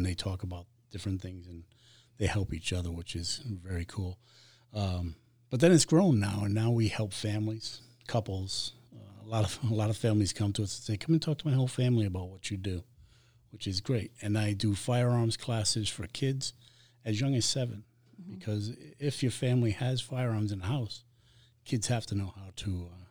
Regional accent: Rhode Island, United States; accent: Boston; moved away as an adult; I try to hide it, but Rhode Island. Okay. Yeah, I'm from Rhode Island.

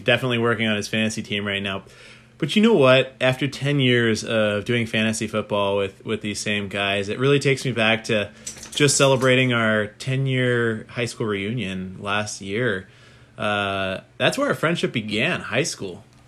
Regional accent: Poway, California, United States; I grew up in Poway, California

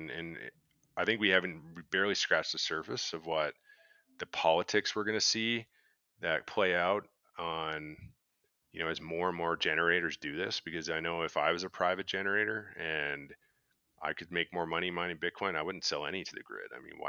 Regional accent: Canada; I don't know. I'm Canadian.

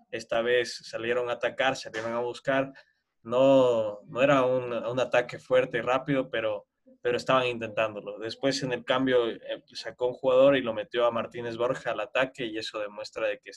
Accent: Ecuador; nos motiva mucho como ecuatorianos

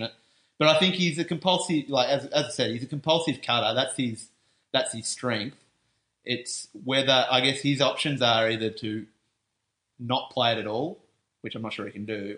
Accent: Australia; I'm Australian

